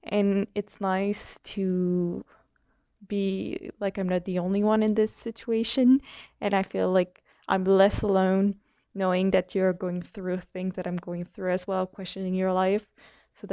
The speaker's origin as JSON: {"language": "English", "region": "Quebec", "country": "Canada", "said": "I'm from Quebec, Canada"}